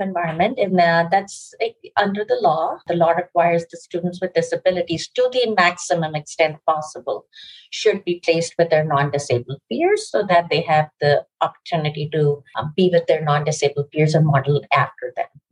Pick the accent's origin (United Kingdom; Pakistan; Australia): Pakistan; also born or lived in New York, United States / India (family origin); now in Westchester, United States; my family is originally from India. I grew up in Pakistan. I came to the US in 1992